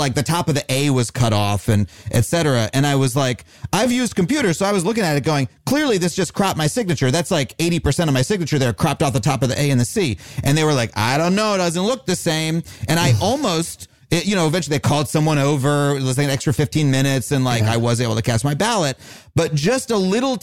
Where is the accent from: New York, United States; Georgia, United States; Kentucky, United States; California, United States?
New York, United States; New York City; When I grew up in New York